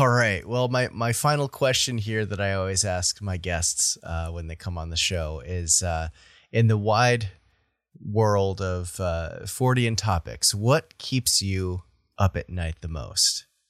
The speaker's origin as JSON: {"language": "English", "region": "New England", "country": "United States", "said": "I'm from New England, so I pronounce, uh, I pronounce the state it's from, uh, like, uh, Nevada"}